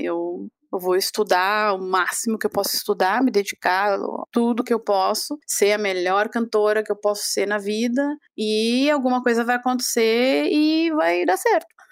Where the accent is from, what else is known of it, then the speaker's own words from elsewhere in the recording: Brazil; moved away as an adult; now in Europe; sendo brasileira